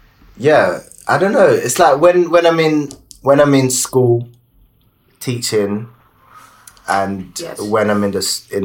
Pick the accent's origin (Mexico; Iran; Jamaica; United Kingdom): United Kingdom; also born or lived in Nigeria; when I came here 7 years old